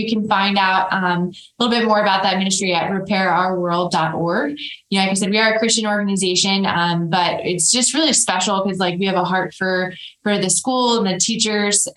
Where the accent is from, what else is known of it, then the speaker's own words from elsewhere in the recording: Colorado, United States; moved away as an adult; also born or lived in Pennsylvania; now in Montana, United States; I was born in Pennsylvania, but I claimed Colorado because that's all I remember